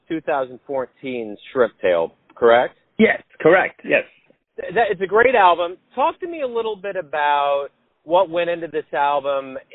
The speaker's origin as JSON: {"language": "English", "country": "Hong Kong", "tie": "born or raised there", "moved": "yes"}